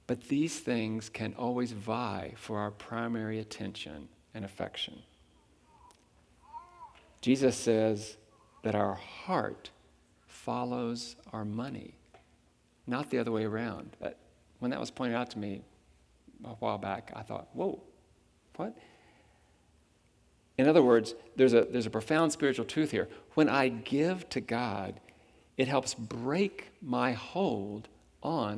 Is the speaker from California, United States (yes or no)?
no; Huntington, West Virginia, United States; I was born in Huntington, West Virginia, in the United States of America.